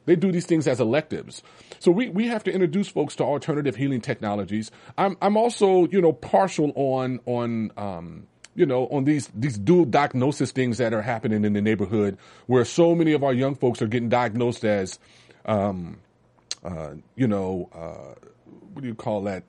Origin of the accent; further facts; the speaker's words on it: Los Angeles, California, United States; growing up in Watts was challenging.